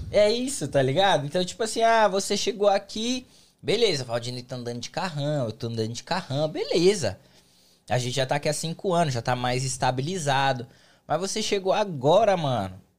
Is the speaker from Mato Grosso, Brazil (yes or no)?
no; São Paulo, Brazil; Eu vim da capital. Eu vim de São Paulo, capital. Então é uma terra onde, mano, é grande, tem muito trabalho, tem, é, é uma cidade muito grande.